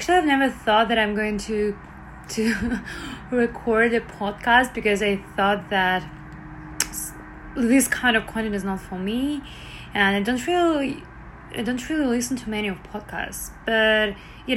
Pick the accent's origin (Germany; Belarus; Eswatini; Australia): Belarus; now in Toronto, Canada; I currently live in Toronto, Canada. I'm originally from Belarus